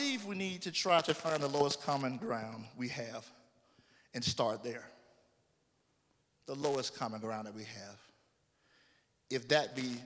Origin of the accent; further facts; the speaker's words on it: Orlando, Florida, United States; moved away; I'm from Orlando